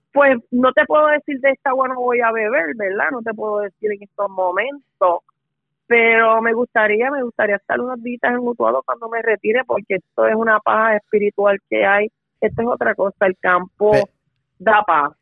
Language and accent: Spanish; Guaynabo, Puerto Rico; also born or lived in Utuado, Puerto Rico; now in Bayamón, Puerto Rico; yo soy natural de Guaynabo, Puerto Rico